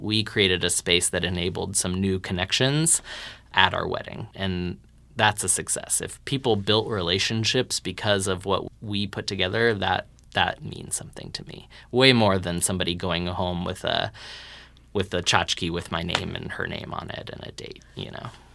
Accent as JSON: {"language": "English", "region": "Texas", "country": "United States", "said": "we're both Texan nerds"}